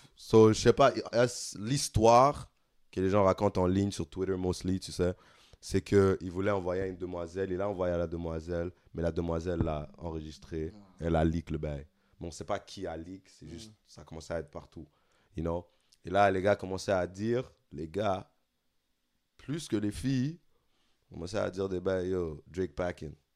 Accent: Senegal; now in Montreal, Canada; en tant que Sénégalais

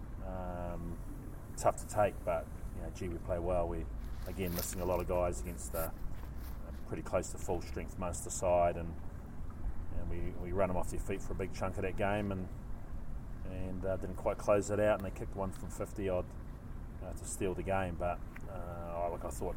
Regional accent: New Zealand; moved away as an adult; now in Glasgow, United Kingdom; I'm a Kiwi

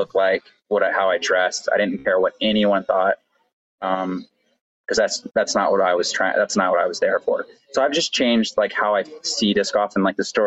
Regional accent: Austin, Texas, United States; I'm from Austin, Texas

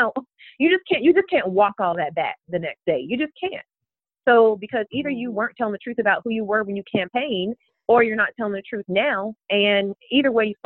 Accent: Florida, United States; now in Georgia, United States; I didn't grow up in Georgia. I grew up in Florida.

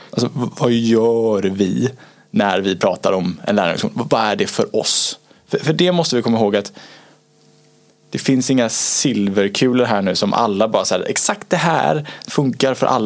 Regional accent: Gothenburg, Västra Götaland, Sweden; Som göteborgare också, så det, det, det, är, det är fint.

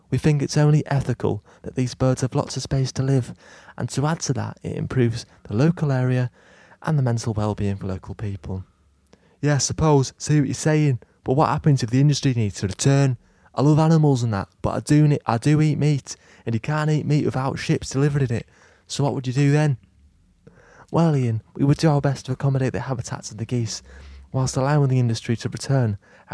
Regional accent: Lymm, North West England, United Kingdom; So next stop is my hometown of Lym in Cheshire. I moved here because I needed some rest from the noise.

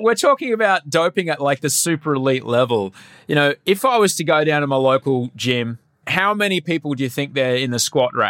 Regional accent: Brisbane, Queensland, Australia; growing up in Brisbane, Denver wasn't the only one with the Broncos, Brian. Brisbane had some Broncos too.

